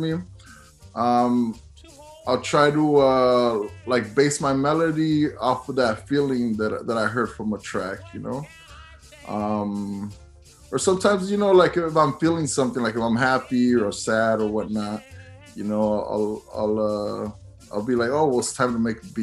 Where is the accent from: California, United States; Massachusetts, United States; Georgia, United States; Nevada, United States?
California, United States; San Jose; I'm from San Jose, I'm from California. Lowrider Oldies was something that I grew up listening